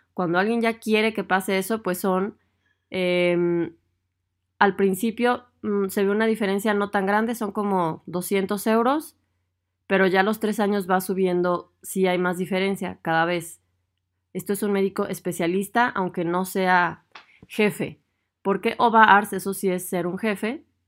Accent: Mexico; moved away as an adult; now in Germany

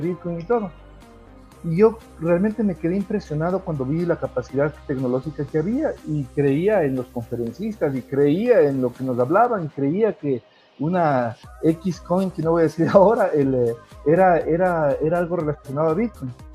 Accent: Ecuador; yo soy ecuatoriano, como bien lo mencionaste, yo, he tenido la suerte de crear algunas empresas en mi país

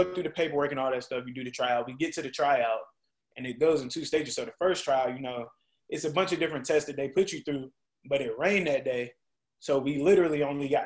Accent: Rock Hill, South Carolina, United States; also born or lived in Charlotte, North Carolina; I grew up in Rock Hill

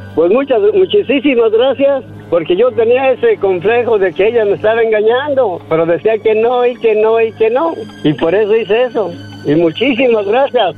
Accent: San Miguel Zapotitlán, Jalisco, Mexico; de donde yo soy, de un rancho, cerca de Guadalajara

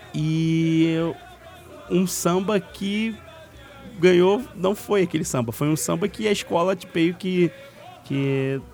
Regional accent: Rio de Janeiro, Brazil; eu sou de Vicente Carvalho

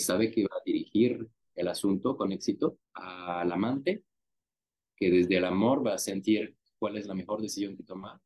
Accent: France; now in Mexico; Yo, yo nací en Francia

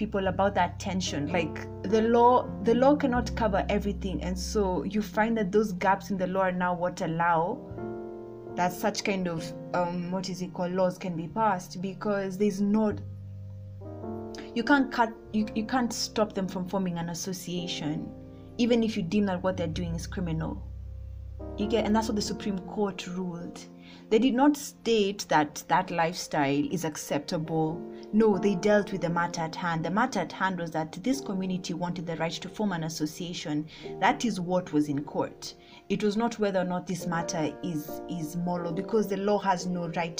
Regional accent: Kenya; I'm Kenyan

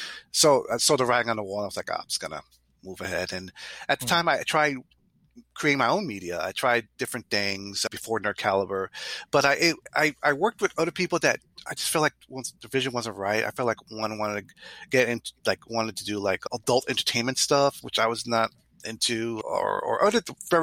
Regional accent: New York City, New York, United States; I'm Puerto Rican. You know, I grew up in the Bronx

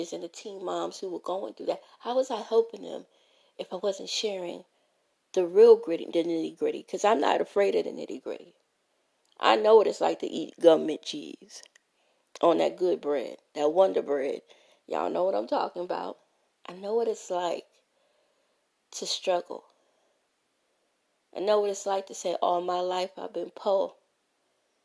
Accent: New York City, New York, United States; growing up in Brooklyn, New York at 561 Gates Avenue, apartment 4

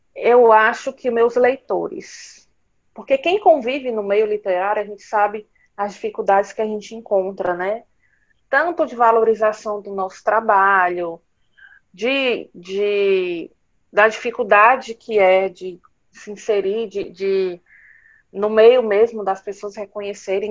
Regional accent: Northeast Region, Brazil; eu sou brasileira, eu sou nordestina

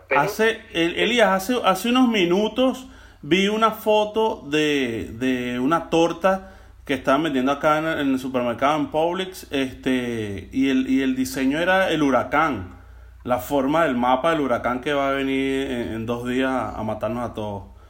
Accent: Venezuela; now in Florida, United States; hoy me sentí más que nunca en mi país, hoy me sentí verdaderamente en Venezuela

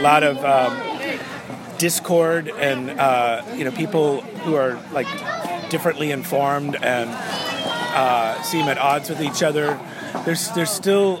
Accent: D.C., East Coast, United States; also born or lived in Los Angeles, California; now in Alameda, United States; I grew up on the East Coast

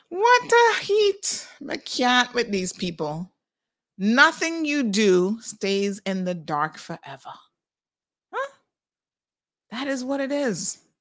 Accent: Saint Mary, Jamaica; moved away as an adult; also born or lived in Kingston, Jamaica; now in Cayman Islands; I'm Jamaican

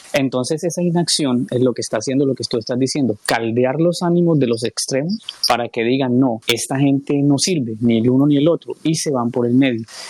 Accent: Colombia; nosotros como colombianos

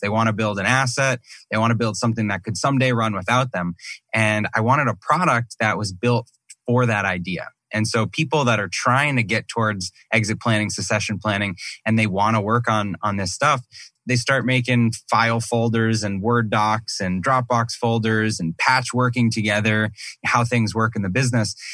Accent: Massachusetts, United States; now in Scottsdale, United States; I grew up in Massachusetts

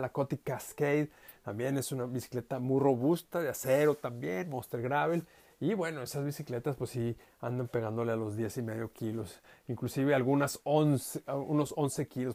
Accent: Saltillo, Coahuila, Mexico; moved away; mi ciudad de origen, eh, allá en Saltillo, México, en el norte

